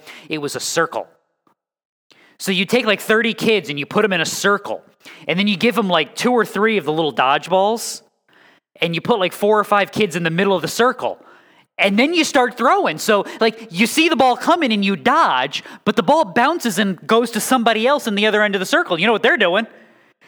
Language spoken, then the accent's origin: English; New England, United States; moved away; I'm from New England